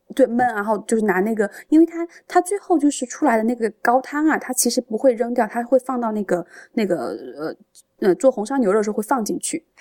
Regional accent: Changde, Hunan, China; 我是常德人

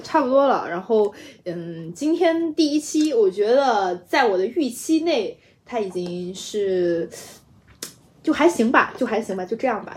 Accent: Guizhou, China; 我贵州人嘛，就口音也本来也很像

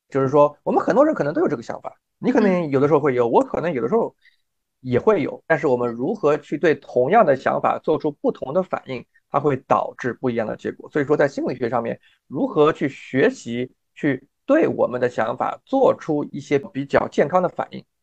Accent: Shanghai, China; also born or lived in Michigan, United States / North Carolina, United States; now in New York, United States; 我自己呢是中国上海长大的

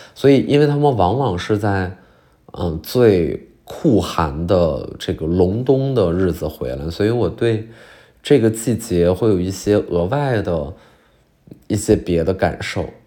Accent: China; moved away; 我就到我们老家那边有一个叫做嫩江公园的地儿

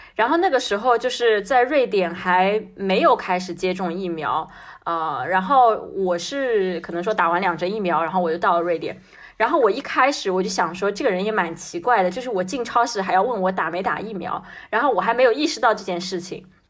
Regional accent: China; 我是一个中国人

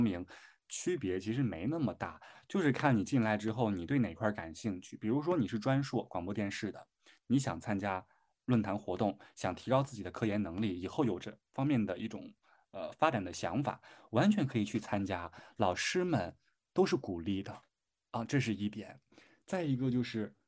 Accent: Shandong, China; accent: Shandong dialect; 我在家真是天天说我们山东话

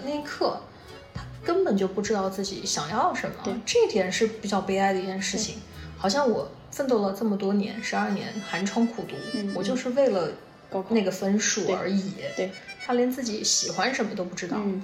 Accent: Guiyang, Guizhou, China; 我们都是贵阳的

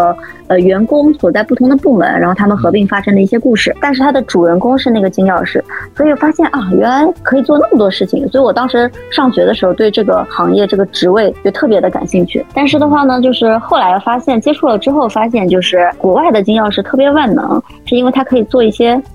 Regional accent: China; 但其实我们中国人

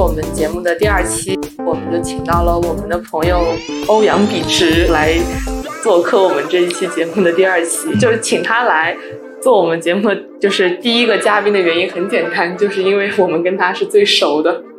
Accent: Kunshan, Jiangsu, China; 我是昆山，我是江苏人

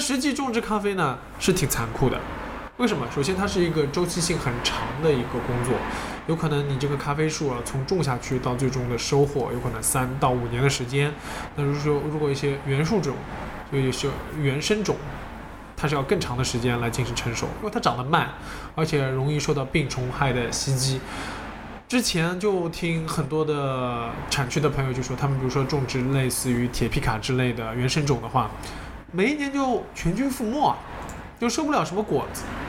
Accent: China; 我们中国人

